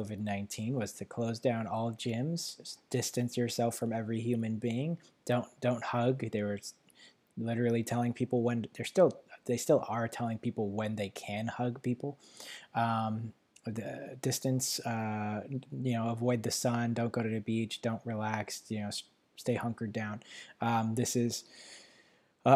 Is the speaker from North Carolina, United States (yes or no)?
no; New York City, New York, United States; moved away; I was born in Manhattan, so the city area